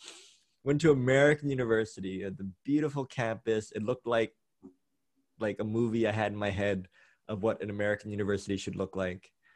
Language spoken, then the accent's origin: English; Thailand; growing up in Thailand